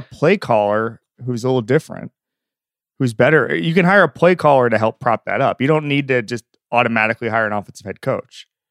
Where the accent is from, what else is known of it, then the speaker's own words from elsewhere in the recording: Florida, United States; now in Los Angeles, United States; I grew up in Florida